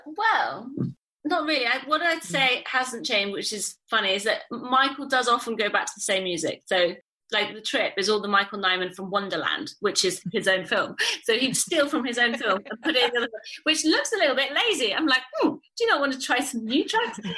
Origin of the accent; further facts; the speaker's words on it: Italy; moved away; also born or lived in England; I was born in Italy and I grew up there